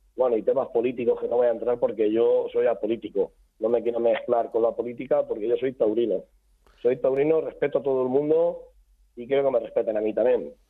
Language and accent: Spanish; Chiva, Valencian Community, Spain; Chiva somos eh, castellano parlantes va a pesar de estar a 25 kilómetros de la capital de Valencia, somos castellanos parlantes